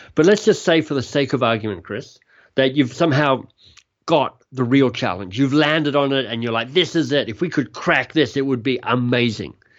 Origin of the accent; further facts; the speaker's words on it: Australia; moved away as an adult; also born or lived in Oxford, United Kingdom / London, United Kingdom / Boston, United States; now in Toronto, Canada; I'm Australian, left Australia, was a Rhodes Scholar, ended up at Oxford